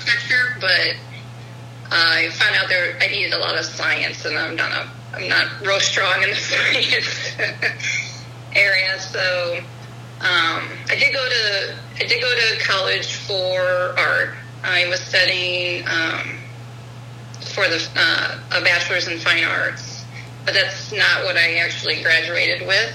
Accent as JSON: {"language": "English", "town": "St. Louis", "region": "Missouri", "country": "United States", "tie": "born or raised there", "lives_now": "O'Fallon, United States", "said": "I grew up in St. Louis."}